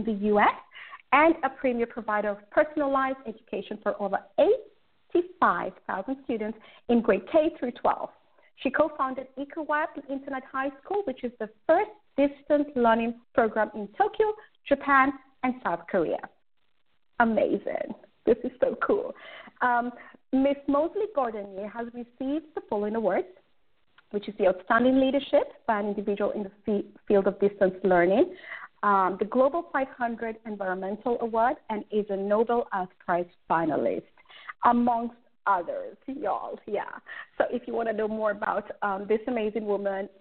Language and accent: English; Kenya; I'm Kenyan